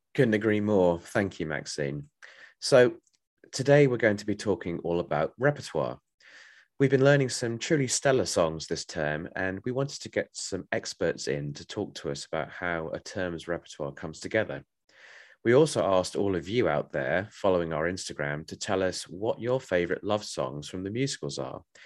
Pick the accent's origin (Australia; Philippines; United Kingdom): United Kingdom; Bromley, London; I am from Bromley in Kent or South East London